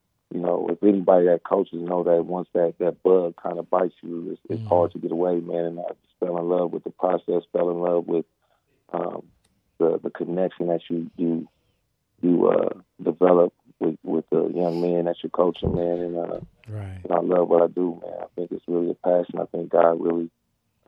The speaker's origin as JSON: {"language": "English", "town": "Pasadena", "region": "California", "country": "United States", "tie": "born or raised there", "also_born_or_lived": "Oregon", "said": "born and raised in California, man. right here at Jackie Robinson Park since a little youngin."}